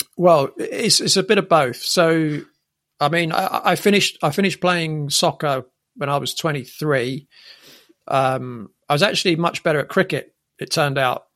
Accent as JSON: {"language": "English", "region": "England", "country": "United Kingdom", "tie": "born or raised there", "said": "growing up in England"}